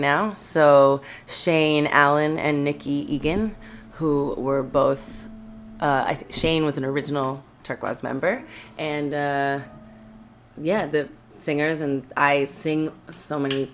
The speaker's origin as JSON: {"language": "English", "town": "Vancouver", "region": "British Columbia", "country": "Canada", "moved": "as an adult", "said": "I'm from Vancouver, the Pacific Northwest"}